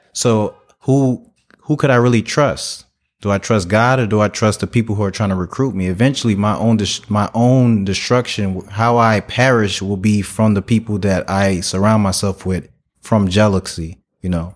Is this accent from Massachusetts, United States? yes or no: no; Newark, New Jersey, United States; I was raised in Newark, New Jersey